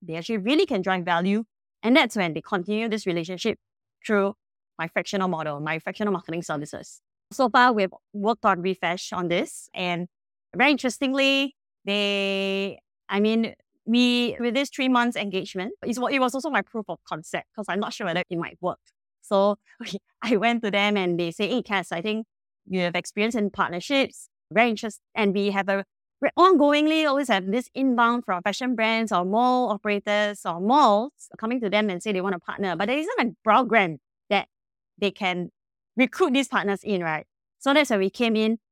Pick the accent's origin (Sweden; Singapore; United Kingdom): Singapore; I'm personally a Singaporean and we are a Singapore-based company